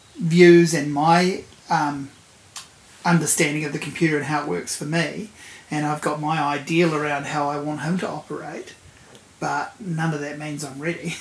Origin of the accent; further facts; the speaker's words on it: Havelock North, Hawke's Bay, New Zealand; I'm from Hawke's Bay.